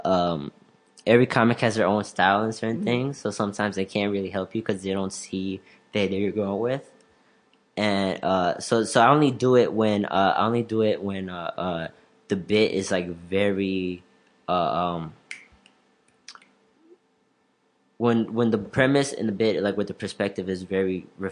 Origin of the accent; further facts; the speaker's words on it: Elgin, Illinois, United States; I'm from Elgin, and a lot of people that I know, and I just want to see certain people from Elgin, like from my high school and college